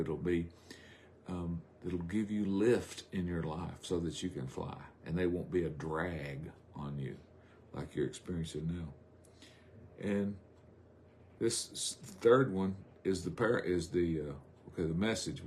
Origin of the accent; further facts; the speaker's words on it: South Arkansas, United States; I'm from South Arkansas